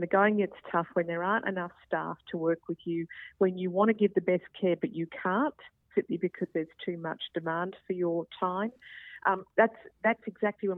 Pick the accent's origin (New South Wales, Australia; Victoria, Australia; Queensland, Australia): Queensland, Australia; I'm a Queenslander